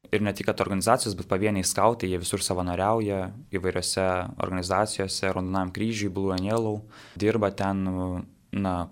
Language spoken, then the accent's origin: Lithuanian; Jonava, Kaunas County, Lithuania; savo gimtajame mieste Jonavoje